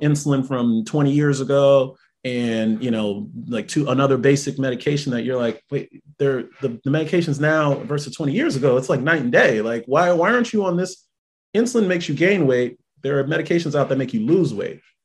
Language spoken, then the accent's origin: English; New York City, New York, United States; moved away as an adult; also born or lived in Jamaica, Queens / Fairbanks, Alaska / Grass Valley, California; now in Tampa, United States; I grew up in Brooklyn, I grew up in Brownsville, I grew up on Rockaway and Atlantic. So coming from that community, you know, then I moved to Jamaica, Queens